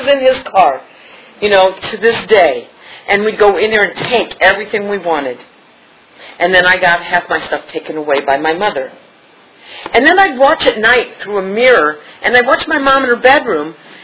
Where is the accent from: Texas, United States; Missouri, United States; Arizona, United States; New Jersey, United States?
Missouri, United States; St. Louis; moved away; I'm from St. Louis.